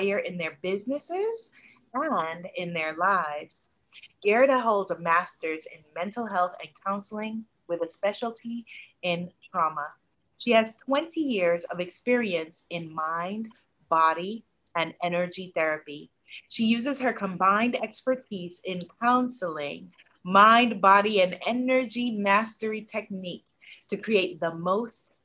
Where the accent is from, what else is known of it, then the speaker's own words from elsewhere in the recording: United States; I'm a first generation American because my parents are Guyanese and I'm the first person in my family born in America